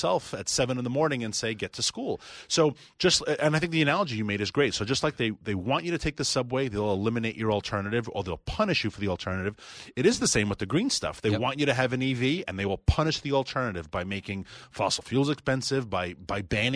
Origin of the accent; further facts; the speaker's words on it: New York City, New York, United States; accent: Queens; moved away; I am a New Yorker, and I'm going to throw on my Queens accent